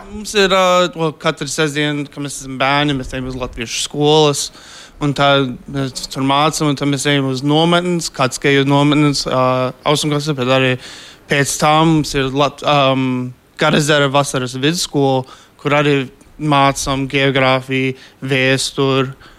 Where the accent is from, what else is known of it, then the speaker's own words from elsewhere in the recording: Philadelphia, Pennsylvania, United States; es esmu arī piedzimis. Es uh, Filadelfijā un vēl tur dzīvoju